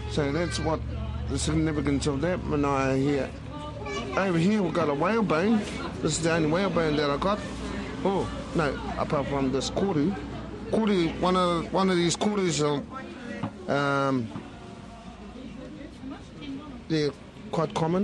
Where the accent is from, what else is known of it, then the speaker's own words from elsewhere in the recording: Mōkau, Whangaruru, Northland, New Zealand; moved away as an adult; also born or lived in Wellington / Waikato; now in Ngāruawāhia, New Zealand; I was born and raised up in Moko Whangariri